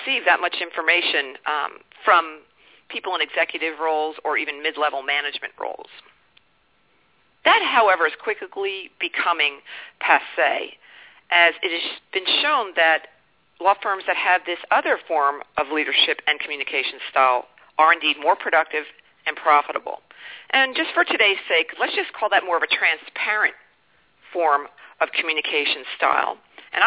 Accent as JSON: {"language": "English", "region": "East Coast of the United States", "country": "United States", "tie": "born or raised there", "said": "I was born and raised on the East Coast of the United States"}